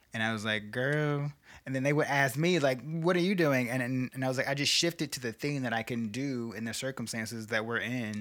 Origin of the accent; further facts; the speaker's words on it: Chicago, Illinois, United States; growing up on the South Side of Chicago